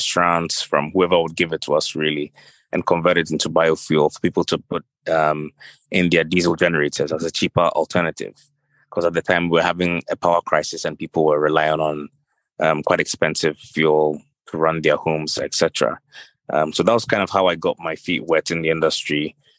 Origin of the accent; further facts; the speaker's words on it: Ghana; moved away as an adult; also born or lived in Accra, Ghana / Scotland, United Kingdom / London, United Kingdom; I'm Ghanaian. I studied here in Accra first for the beginning of my education, but then in the UK for my undergrad and postgrad degrees at St. Andrews in Scotland and the London School of Economics.